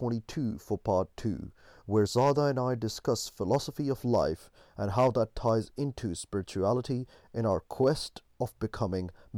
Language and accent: English; Pakistan; me being a Pakistani